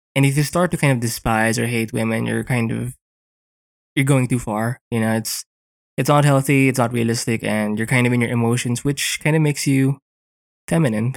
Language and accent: English; Philippines; here in the Philippines, 'cause I'm Filipino